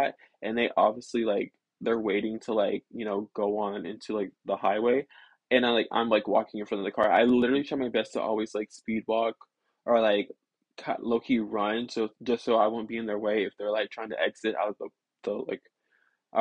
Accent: the South, United States; I live in the South and I'm from the South

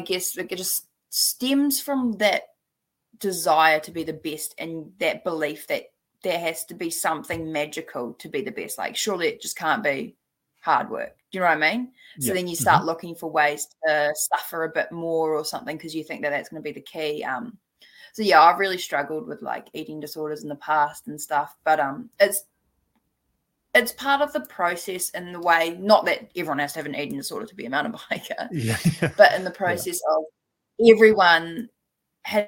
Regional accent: Taupo, Waikato, New Zealand; growing up in Taupo

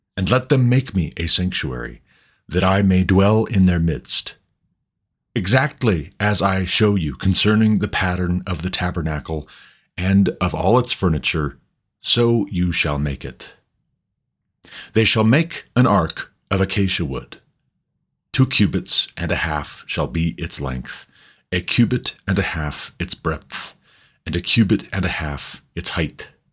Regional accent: United States; I'm an American, but my ancestors came from somewhere

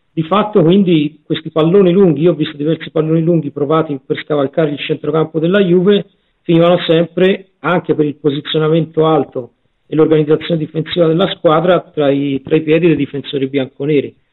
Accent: Tuscany, Italy; io e il prof siamo, siamo toscani

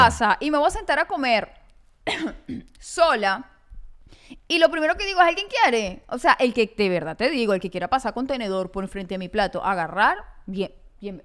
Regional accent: Maracaibo, Zulia, Venezuela; yo sí soy maracucha.

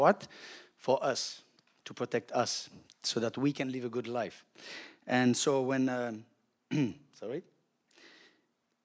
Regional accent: Belgium; now in Zephyrhills, United States; I'm from Belgium originally

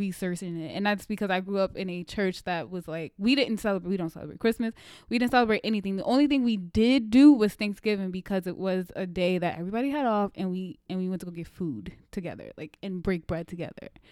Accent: United States; as an American

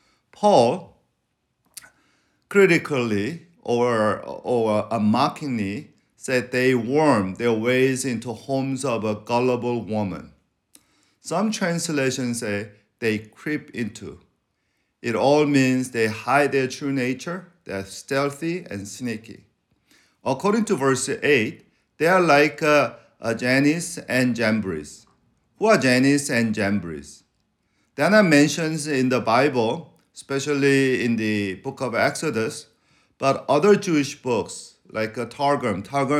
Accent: Venezuela; You know, I grew up in Venezuela being called chinito.

